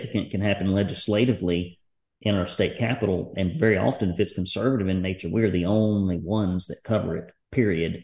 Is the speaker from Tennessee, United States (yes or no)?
yes; Tennessee, United States; in my hometown, 5 minutes from my house and business